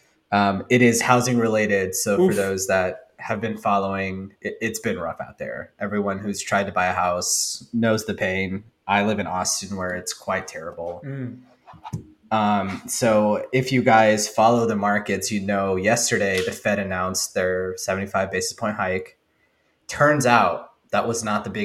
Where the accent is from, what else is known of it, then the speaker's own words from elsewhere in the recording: India; I'm Indian